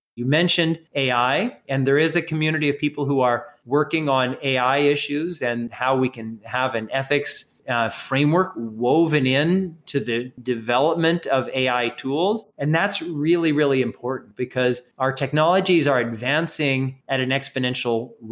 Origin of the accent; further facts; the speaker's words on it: United States; America, my home country